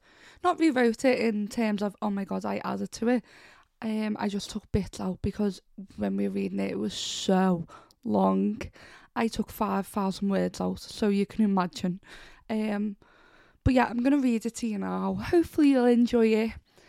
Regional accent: Pendle, North West England, United Kingdom; Of course, I grew up in Pendle, so it was hard to avoid general talks of witches, especially at Halloween.

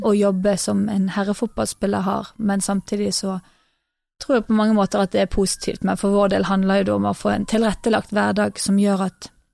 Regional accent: Norway; also born or lived in England; her hjemme i Norge

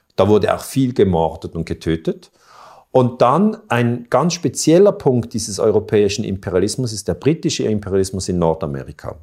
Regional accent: Switzerland; Dazu bin ich Schweizer und ich bin 48 Jahre

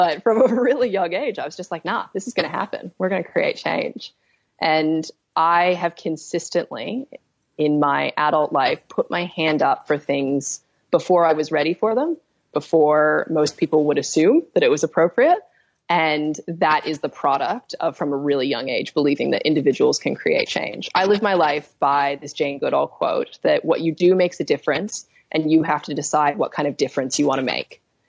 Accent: Australia; growing up in Australia, the decisions we make every day affect the world that we live in.

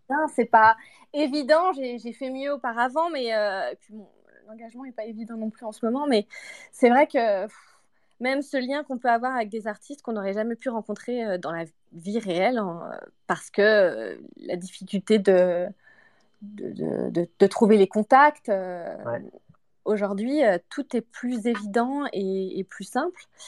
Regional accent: Martinique; now in Montreal, Canada; Alors, je suis à Montréal, mais je viens de Martinique en réalité

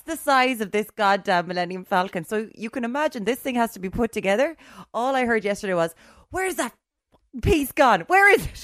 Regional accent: Limerick, Munster, Ireland; I'm from Limerick

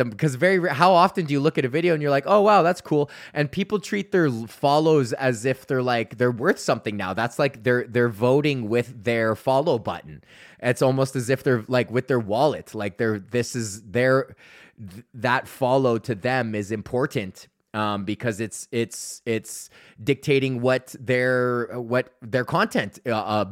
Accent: Sunshine Village, Alberta, Canada; moved away as an adult; now in Ontario, Canada; I grew up in Sunshine fucking Village, and that's where I ski

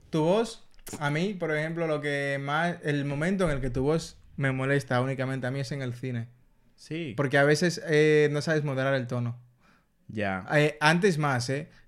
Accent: Dominican Republic; now in Spain

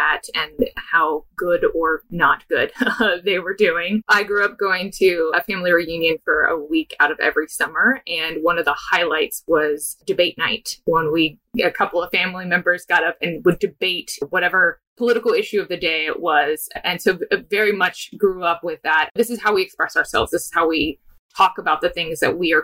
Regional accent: small town near Corpus Christi, Texas, United States; also born or lived in Dallas, Texas / Houston, Texas; now in Austin, United States; I am from Texas. I'm from a small town near Corpus Christi, Texas, born and raised

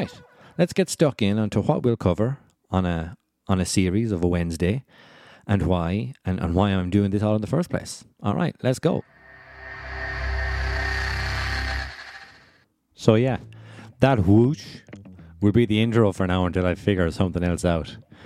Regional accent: Kilfenora, Munster, Ireland; I grew up in Kilfenora, about 10 minutes from Lahinch

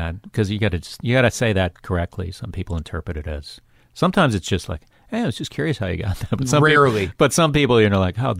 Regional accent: Florida, United States; I lived there. I moved there when I was 8, but I lived in the Broward County

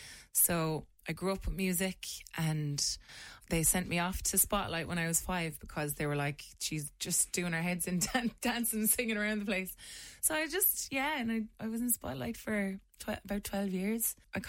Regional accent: Mungret, Munster, Ireland; Yeah, I'm from Limerick. Grew up out in Mungart, just outside of town.

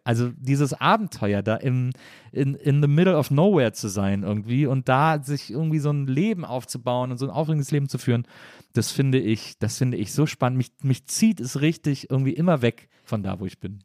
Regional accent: Cologne, North Rhine-Westphalia, Germany; now in Berlin, Germany; ich komme ja aus Köln oder so, aus der Ecke von Köln

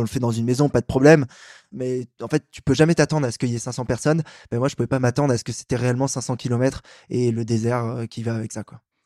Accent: Paris, Île-de-France, France; je suis un Parisien

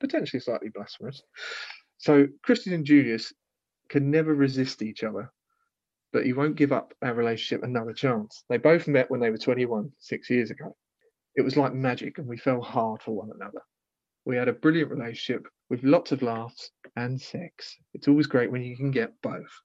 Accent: United Kingdom; I'm British

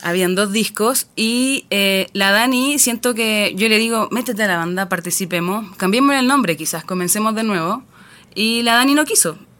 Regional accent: Chile; en Chile tenemos

